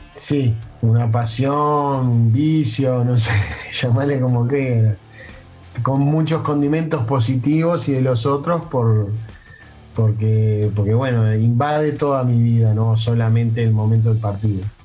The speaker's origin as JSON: {"language": "Spanish", "country": "Uruguay", "said": "los uruguayos pensamos que tenemos, que sabemos algo de esto que no todo el mundo lo sabe"}